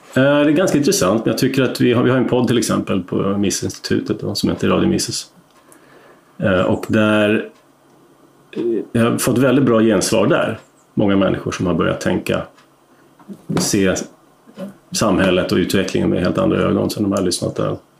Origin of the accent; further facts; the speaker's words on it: Uppland, Uppsala County, Sweden; Jag är inte stockholmare ursprungligen, men är upplänning